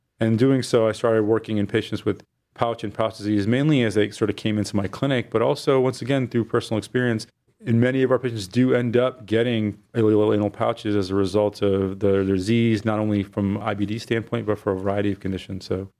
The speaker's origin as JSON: {"language": "English", "town": "Fort Wayne", "region": "Indiana", "country": "United States", "also_born_or_lived": "Michigan / Boston, Massachusetts", "moved": "as an adult", "lives_now": "Cleveland, United States", "said": "I'm originally from Fort Wayne, Indiana, but I lived and did my early undergraduate and career at University of Michigan."}